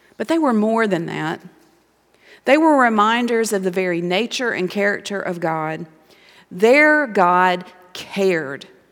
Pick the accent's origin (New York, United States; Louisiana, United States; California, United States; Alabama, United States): Alabama, United States; Montgomery; moved away as an adult; I grew up in Montgomery, Alabama